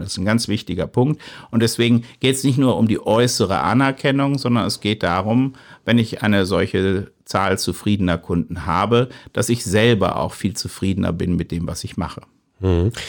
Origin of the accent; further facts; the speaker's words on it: near Mainz, Rhineland-Palatinate, Germany; Ich komme ja aus der Region, ich komme aus der Nähe von Mainz